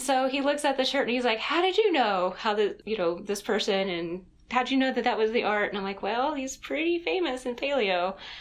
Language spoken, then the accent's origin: English; Greensboro, North Carolina, United States; Greensboro, North Carolina